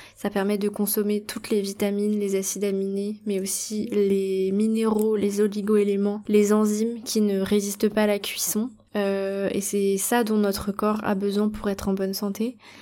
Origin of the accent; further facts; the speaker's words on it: Brittany, France; now in Bali, Indonesia; en Bretagne, là où j'ai grandi